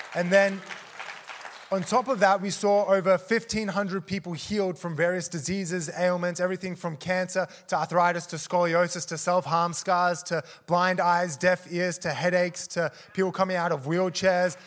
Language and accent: English; Australia; moved away as an adult; also born or lived in South Africa; I was born in South Africa, moved to Australia, um, and then grew up there, and then moved back to South Africa